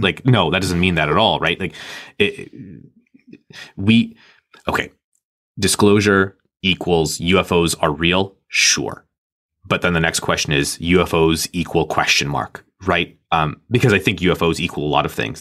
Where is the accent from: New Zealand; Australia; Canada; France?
Canada; I'm Canadian